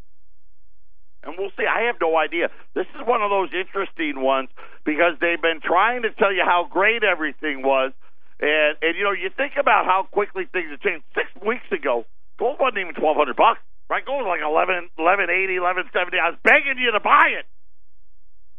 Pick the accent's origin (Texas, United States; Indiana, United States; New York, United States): New York, United States; Syracuse; now in Arizona, United States; I grew up in Syracuse, New York. For those of you that didn't know, that's my hometown